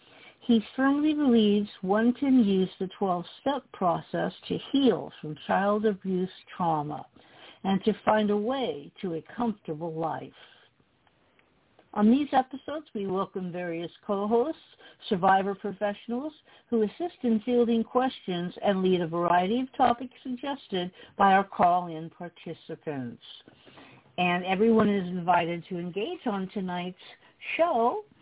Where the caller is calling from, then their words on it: Long Beach, California, United States; I'm calling from Long Beach, California